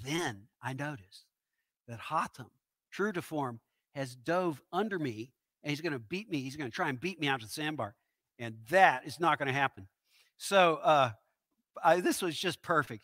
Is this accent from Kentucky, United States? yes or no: yes; Owensboro, Kentucky, United States; moved away as an adult; also born or lived in Memphis; I grew up in Western Kentucky in Owensboro.